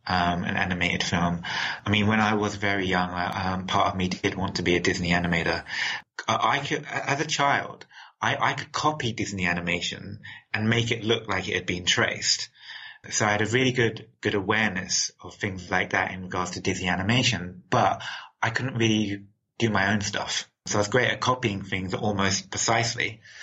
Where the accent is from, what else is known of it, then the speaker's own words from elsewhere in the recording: London, United Kingdom; accent: London; So when I was working, I was speaking my original London accent.